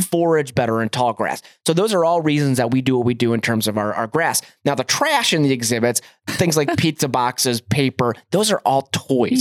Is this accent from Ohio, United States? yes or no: yes; Cleveland, Ohio, United States; now in Montana, United States; I'm from Cleveland, Ohio originally